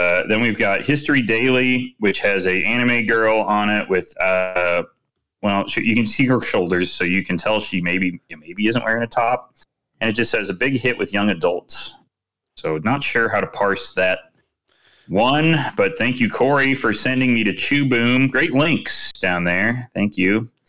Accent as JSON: {"language": "English", "region": "Midwest", "country": "United States", "said": "I mean, I guess it's because I'm from the Midwest."}